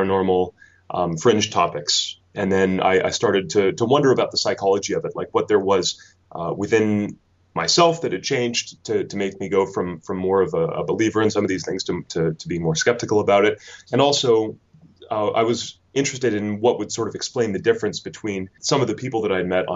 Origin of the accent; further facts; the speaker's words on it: Canada; moved away as an adult; now in United Kingdom; you can probably tell from my accent that I'm not a Kentish native. I'm actually from Canada, and I came over to the UK to study